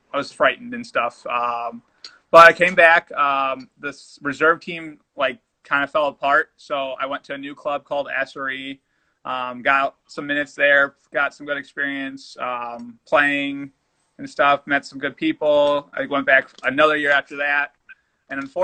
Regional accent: United States; me being American, for sure. And my Spanish wasn't up to par, even though I was half Puerto Rican

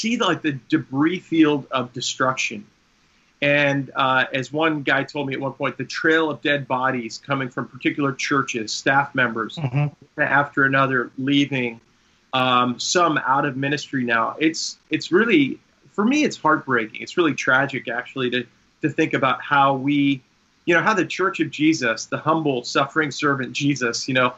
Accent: Long Island, New York, United States; I grew up on Long Island

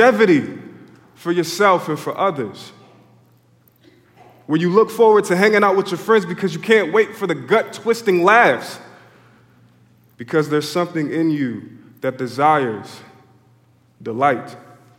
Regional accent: Philadelphia, Pennsylvania, United States; I grew up in Philly

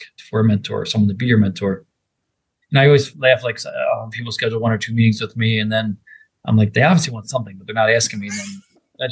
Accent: Philadelphia, Pennsylvania, United States; moved away; I'm from Philadelphia, so I'm bleeding green if you cut me open

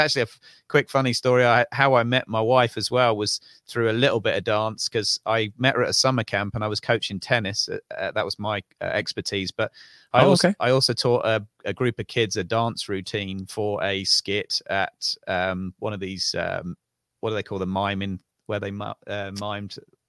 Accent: Tring, East of England, United Kingdom; also born or lived in Bovingdon; I'm from Northwest London, a little village called Tring. I moved around in my early days because my dad was in the RAF.

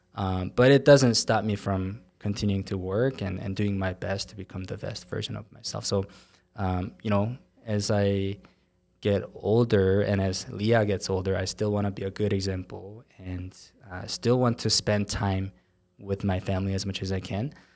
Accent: South Korea; English is a second language; now in Utah, United States; I was in Korea, and, uh, I moved here to Utah about fifteen years ago, and, um, you know, English is not my first language

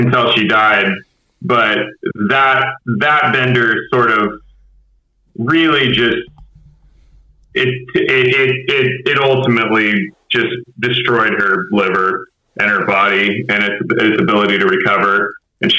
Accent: Houston, Texas, United States; also born or lived in Humble, Texas / Kingwood, Texas / Clear Lake, Texas; now in Austin, United States; Born and raised in Houston

